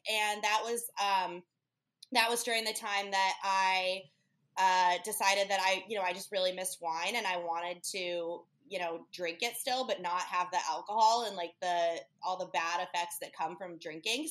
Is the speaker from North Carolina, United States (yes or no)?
no; Chicago, Illinois, United States; moved away as an adult; also born or lived in Key West / Lake Tahoe; now in Hermosa Beach, United States; originally, I'm from Chicago, but I ended up here um, after the pandemic